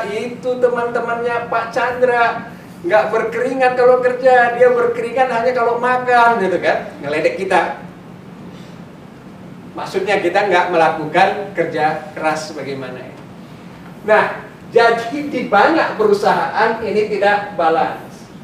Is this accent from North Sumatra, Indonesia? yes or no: yes; Medan, North Sumatra, Indonesia; Orang di kampung saya di Medan bilang